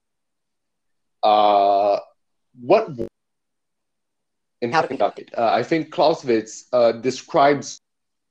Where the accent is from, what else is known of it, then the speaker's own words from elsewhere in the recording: Brazil; I'm from Brazil